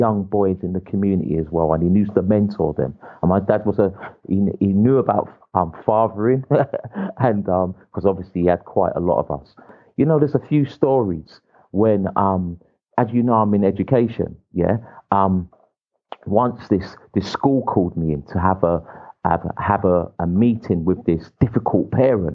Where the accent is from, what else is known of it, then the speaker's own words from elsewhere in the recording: England, United Kingdom; I was born in England